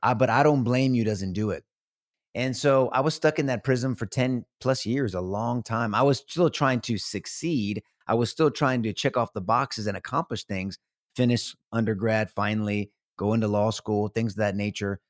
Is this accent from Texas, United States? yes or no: yes; San Antonio, Texas, United States; San Antonio, all my life, homegrown